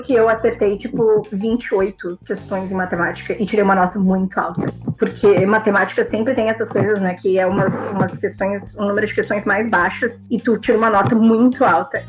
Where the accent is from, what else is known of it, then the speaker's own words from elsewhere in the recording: Rio Grande do Sul, Brazil; moved away as an adult; now in Salvador, Brazil; eu venho do Rio Grande do Sul